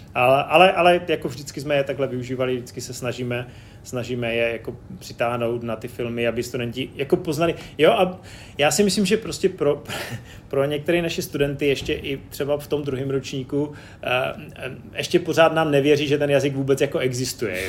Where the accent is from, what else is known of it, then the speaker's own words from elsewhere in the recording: Czechia; moved away; jsem přijel z Česka